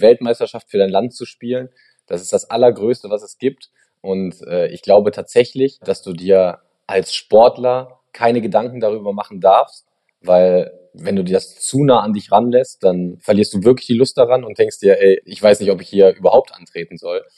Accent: Germany; hier in Deutschland

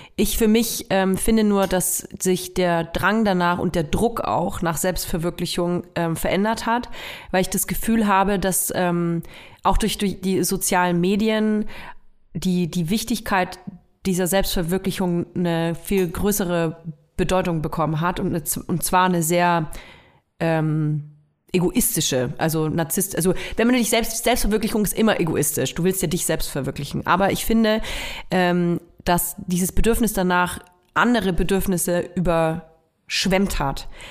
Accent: Nuremberg, Bavaria, Germany; moved away; Ich komme ja aus Nürnberg und ich höre auch total gerne Nürnberger Radiosender. Ähm, ich, mein Lieblingsradiosender früher als Kind war N1 natürlich

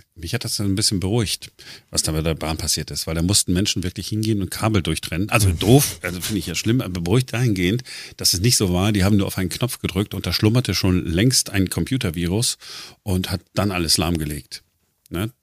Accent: Duisburg, North Rhine-Westphalia, Germany; now in Berlin, Germany; ich bin ja im Ruhrgebiet groß geworden, neun, äh, neunzehnhundertfünfundachtzig, äh, Duisburg.

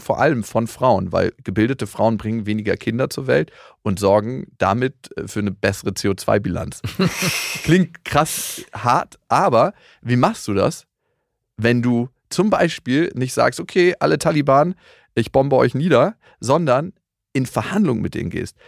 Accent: Germany; bei uns in Deutschland

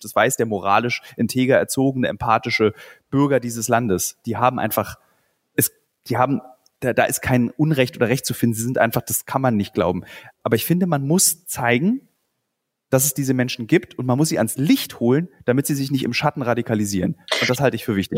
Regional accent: Berlin, Germany; Ich bin ja Berliner.

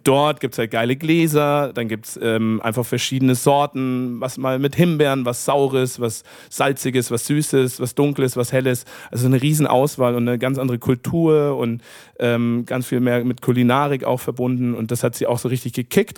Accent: south of Munich, Bavaria, Germany; also born or lived in Upper Franconia; bin aus dem Süden von München aber auch, also so mit Bier aufgewachsen

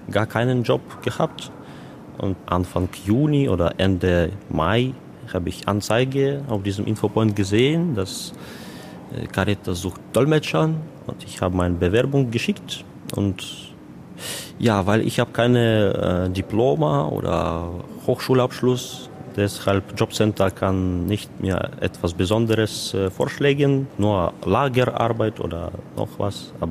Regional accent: Kyiv, Ukraine; German is a second language; moved away as an adult; now in Germany; Ich komme aus der Kiew, Hauptstadt der Ukraine, wie Sie kennen.

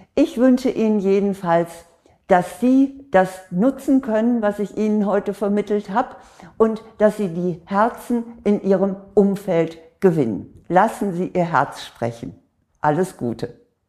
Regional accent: Northern Germany, Germany; bei uns in Norddeutschland

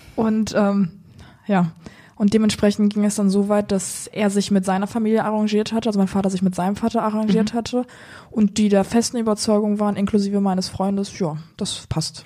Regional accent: Rhineland-Palatinate, Germany; now in Cologne, Germany; Ich bin, ähm, sag ich jetzt mal, in Deutschland hier geboren gehabt, im tiefsten Rheinland-Pfalz

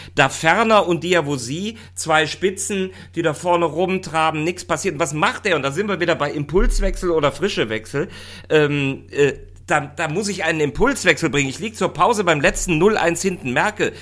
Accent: Rhineland, Germany; für mich als, als Rheinländer

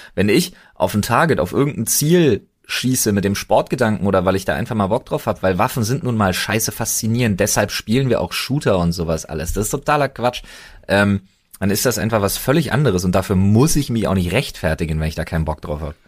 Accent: Germany; als Deutscher

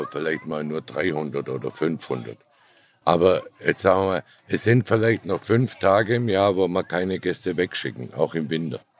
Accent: Baden-Württemberg, Germany; Nein, ich bin Schwabe.

